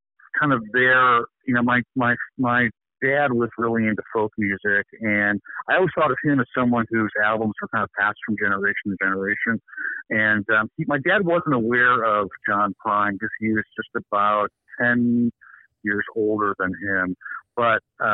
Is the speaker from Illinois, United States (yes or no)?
yes; Oak Park, Illinois, United States; I grew up in Oak Park